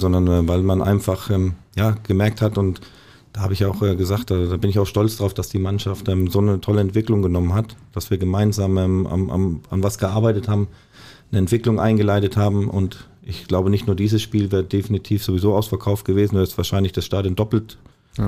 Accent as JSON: {"language": "German", "town": "Wertheim", "region": "Baden-Württemberg", "country": "Germany", "tie": "born or raised there", "moved": "yes", "lives_now": "Bochum, Germany", "said": "Wertheim ist natürlich meine Heimat"}